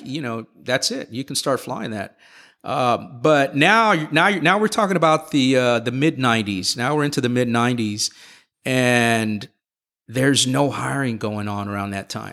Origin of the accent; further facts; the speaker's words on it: Houston, Texas, United States; I was born and raised here in Houston